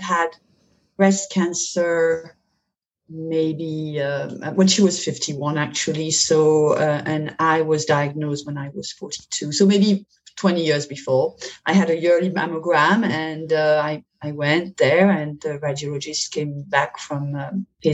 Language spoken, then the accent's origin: English; Paris, Île-de-France, France; moved away as an adult; now in Atlanta, United States; I am French. I was born in Paris. I've been living in the States, in Atlanta, since 2006